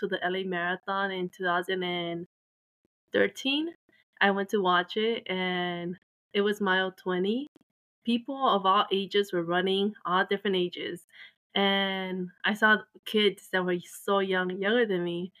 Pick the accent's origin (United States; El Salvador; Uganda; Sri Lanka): El Salvador; I was born in Salvador